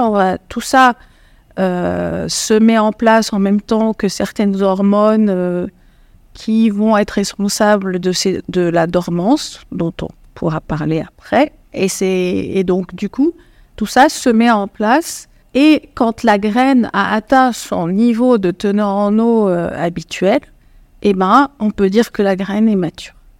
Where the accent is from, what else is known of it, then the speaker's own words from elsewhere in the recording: Morocco; moved away as an adult; now in France; moi, je suis marocaine, franco-marocaine, et j'ai fait ma maîtrise au Maroc